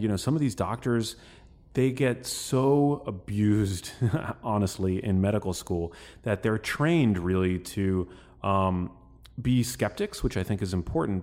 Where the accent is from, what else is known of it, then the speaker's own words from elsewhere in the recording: New York City, New York, United States; we are from New York City